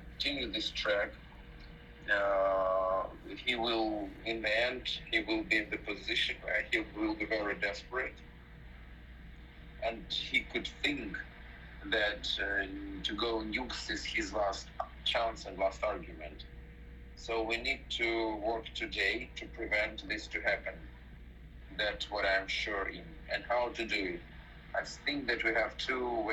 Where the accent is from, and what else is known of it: Ukraine